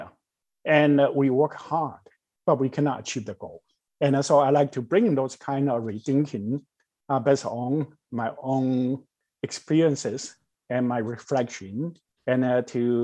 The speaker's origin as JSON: {"language": "English", "country": "Taiwan", "tie": "born or raised there", "also_born_or_lived": "mainland China", "moved": "as an adult", "said": "I was born in Taiwan in 1952, and it was post-war, post-colonial economy, extremely poor. When I was young, I can still remember how poor we were"}